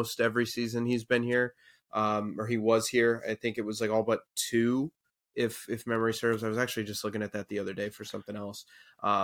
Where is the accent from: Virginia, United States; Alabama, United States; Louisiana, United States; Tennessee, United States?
Virginia, United States; Northern; I grew up in Northern Virginia, right outside D.C.